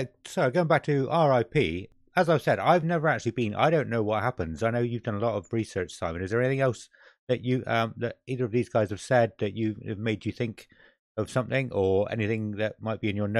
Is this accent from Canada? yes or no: no; Scotland, United Kingdom; And yeah, just walking around going, yeah, we're from Scotland.